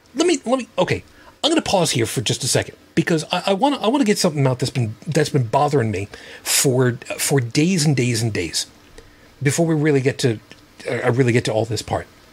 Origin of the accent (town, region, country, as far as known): United States